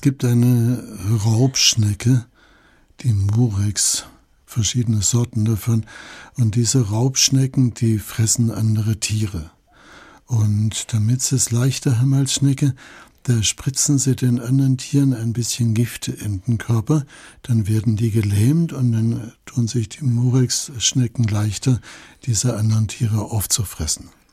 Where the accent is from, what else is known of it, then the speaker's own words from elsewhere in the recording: Allgäu, Germany; bei uns im Allgäu